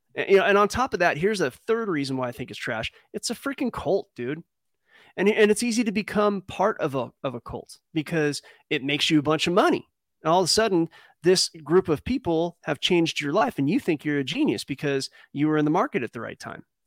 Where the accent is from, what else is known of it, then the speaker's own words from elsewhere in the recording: California, United States; we don't say Cali